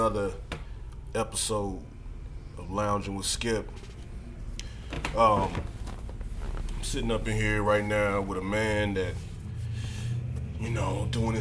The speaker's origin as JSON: {"language": "English", "town": "St. Louis", "region": "Missouri", "country": "United States", "tie": "born or raised there", "said": "I grew up in North County also"}